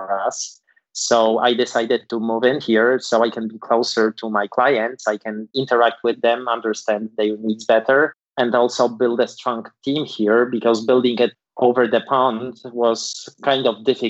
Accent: Poland; moved away as an adult; also born or lived in Iowa, United States; now in Palo Alto, United States; I was born and raised in Poland in the late 70s.

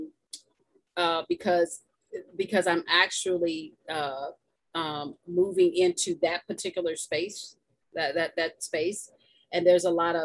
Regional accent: Louisville, Kentucky, United States; moved away as an adult; also born or lived in Indianapolis / Columbus, Ohio; now in Atlanta, United States; my hometown is Louisville, Kentucky

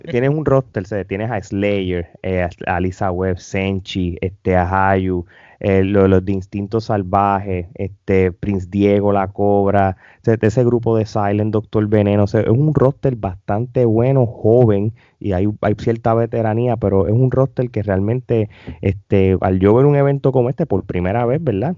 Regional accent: Puerto Rico; yo como, como puertorriqueño

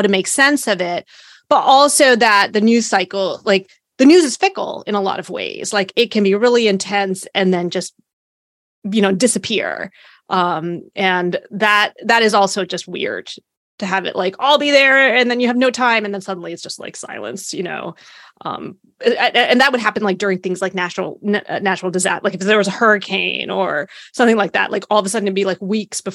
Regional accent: Hampton Roads, Virginia, United States; I grew up in the Hampton Roads area around a lot of military folks.

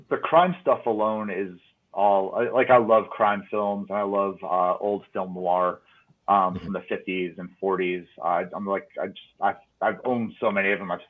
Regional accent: Connecticut, United States; now in Reno, United States; I'm actually an East Coaster. I'm originally from Connecticut, but kind of moved around a bunch.

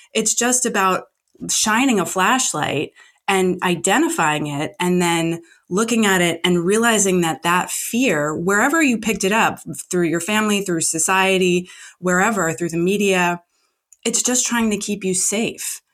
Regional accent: New Jersey, United States; now in Los Angeles, United States; I'm not in New Jersey now, but I'm from New Jersey

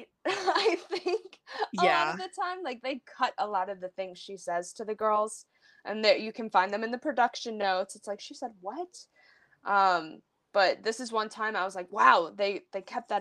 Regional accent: upstate New York, United States; accent: upstate New York

